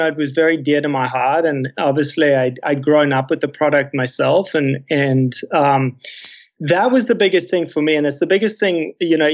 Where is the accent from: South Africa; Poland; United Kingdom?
South Africa; moved away; as a South African, as an expat, to want to give back to my, you know, to my home country